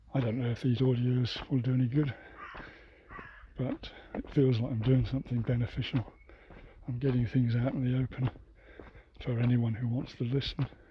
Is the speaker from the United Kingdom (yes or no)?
yes; United Kingdom; it is my home country